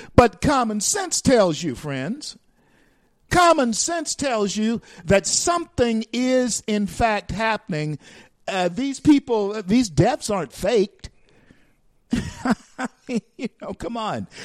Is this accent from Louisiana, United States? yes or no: yes; Louisiana, United States; moved away; I was born in Louisiana and born and raised raised in Louisiana